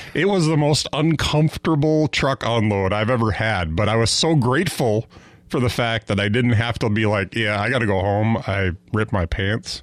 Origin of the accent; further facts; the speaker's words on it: Fond du Lac, Wisconsin, United States; I grew up in Fond du Lac, which is kind of right in, right in between Green Bay and Milwaukee